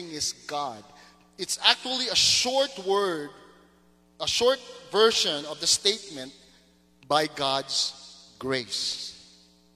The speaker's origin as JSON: {"language": "English", "region": "Mindanao", "country": "Philippines", "tie": "born or raised there", "moved": "yes", "said": "Growing up in Mindanao"}